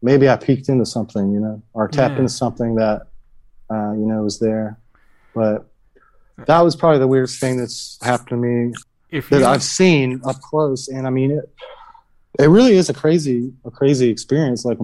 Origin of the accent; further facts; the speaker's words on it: Georgia, United States; it's the Bible Belt in me because I'm from Georgia.